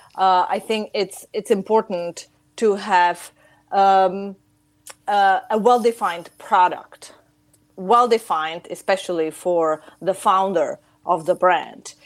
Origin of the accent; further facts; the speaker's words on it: Chicago, Illinois, United States; moved away as an adult; also born or lived in Czech Republic; now in Prague, Czech Republic; I've spent most of my life um, in Chicago, United States